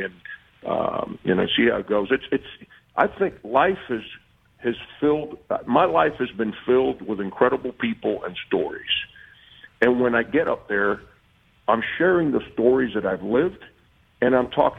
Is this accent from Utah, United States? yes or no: no; Miami, Florida, United States; I did that my whole life growing up in Miami